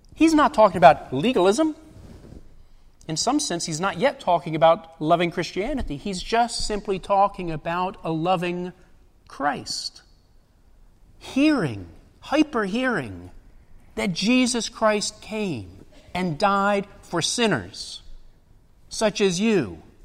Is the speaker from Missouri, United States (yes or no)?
no; Baltimore, Maryland, United States; now in Fountain Inn, United States; I'm from Baltimore, Baltimore, Maryland